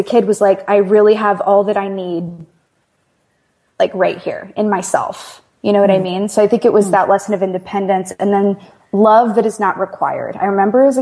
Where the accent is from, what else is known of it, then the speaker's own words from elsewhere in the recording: Houston, Texas, United States; growing up in Houston, I was right near Galveston